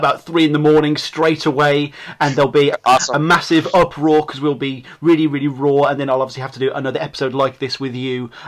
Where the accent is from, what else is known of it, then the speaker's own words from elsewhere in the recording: Birmingham, West Midlands, United Kingdom; I'm from Birmingham.